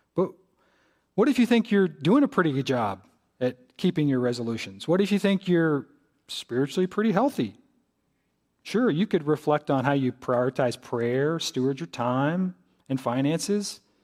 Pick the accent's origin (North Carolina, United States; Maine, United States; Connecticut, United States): North Carolina, United States; Greensboro; moved away as an adult; I'm from Greensboro.